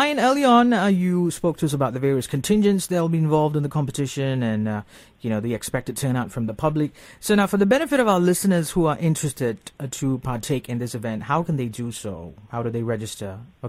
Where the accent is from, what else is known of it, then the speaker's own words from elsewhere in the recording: Malaysia; money can't buy, you know, this experience of growing up in Malaysia